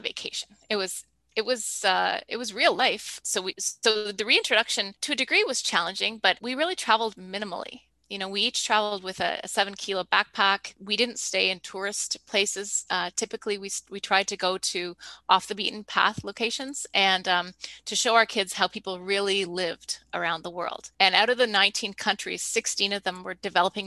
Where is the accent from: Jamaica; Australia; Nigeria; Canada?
Canada; as a Canadian